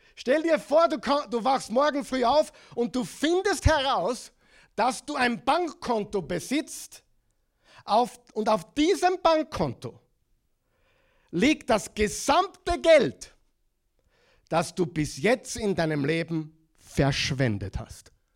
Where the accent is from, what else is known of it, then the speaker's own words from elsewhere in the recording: Austria; accent: Austrian; moved away as an adult; also born or lived in Oklahoma; In Oklahoma mit meinem äh, Austrian Accent